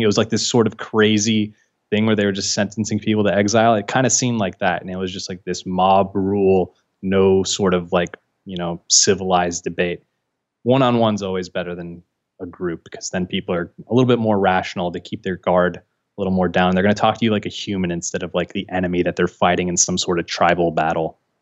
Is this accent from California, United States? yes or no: yes; San Francisco, California, United States; I was born and raised in San Francisco.